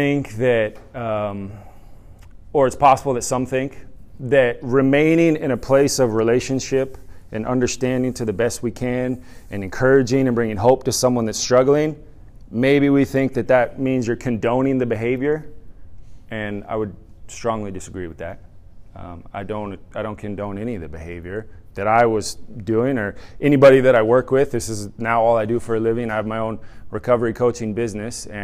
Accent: San Diego, California, United States; moved away as an adult; now in Ohio, United States; I'm from San Diego, so I'm accustomed to the sun, but we do love Ohio. We've been here about a year now

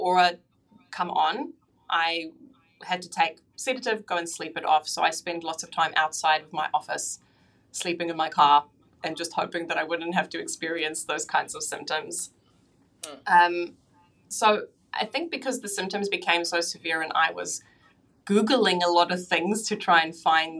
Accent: South Africa; now in Auckland, New Zealand; So I live in Auckland in New Zealand now, but I was actually born and raised in South Africa

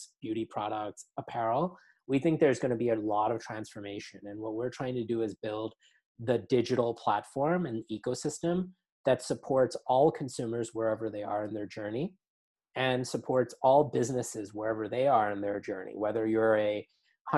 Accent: New York City, New York, United States; I grew up in New York City.

